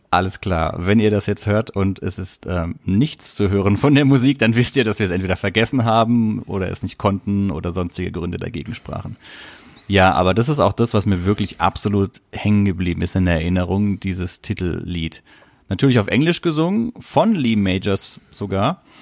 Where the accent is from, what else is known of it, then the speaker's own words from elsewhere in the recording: Southern Germany, Germany; ich bin ja in Süddeutschland aufgewachsen, da war es noch Südwest, das Südwestfernsehen.